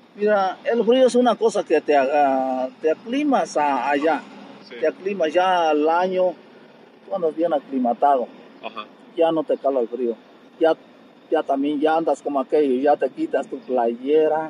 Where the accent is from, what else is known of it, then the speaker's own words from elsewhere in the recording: Querétaro, Mexico; moved away as an adult; also born or lived in Mexico City / Raleigh, North Carolina, United States / Madison, Wisconsin, United States; regresé otra vez aquí a Querétaro.